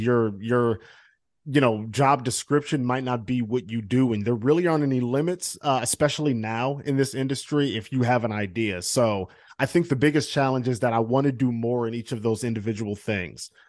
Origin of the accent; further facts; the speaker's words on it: Cleveland, Ohio, United States; moved away; I'm from Cleveland